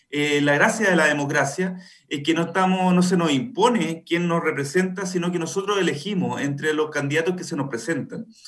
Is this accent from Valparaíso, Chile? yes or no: no; Buin, Santiago Metropolitan Region, Chile; yo, yo soy nacido y criado en Buin, una de las 14 comunas de este distrito. Eh, sigo viviendo acá en Buin